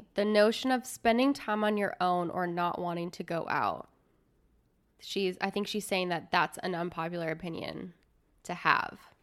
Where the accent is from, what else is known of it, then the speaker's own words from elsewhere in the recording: Midwest, United States; I grew up in the Midwest